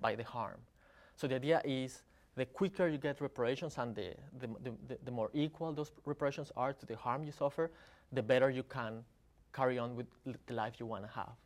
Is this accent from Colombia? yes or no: yes; Colombia; I'm from Colombia